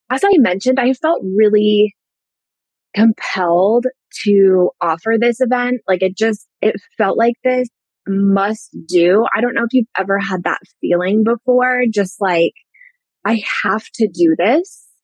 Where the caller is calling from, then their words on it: Denver, Colorado, United States; I live in Colorado. I'm joining you from the Denver area right now.